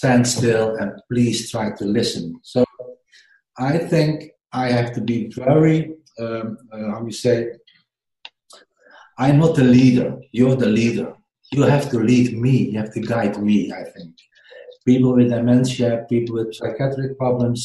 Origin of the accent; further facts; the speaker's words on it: Netherlands; English is a second language; my English is not so good. I'm from the Netherlands